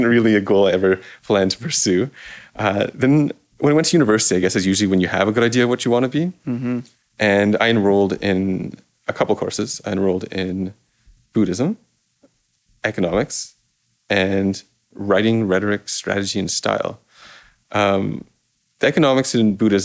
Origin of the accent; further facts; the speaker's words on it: Toronto, Ontario, Canada; I grew up in Toronto, in this little corner between Rosedale and Forest Hill.